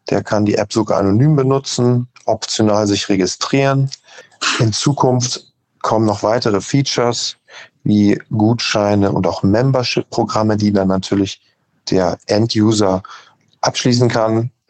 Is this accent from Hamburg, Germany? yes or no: yes; Hamburg, Germany; Wir kommen aus Hamburg. Mein Bruder Maximilian und ich haben das Unternehmen 2021 gegründet.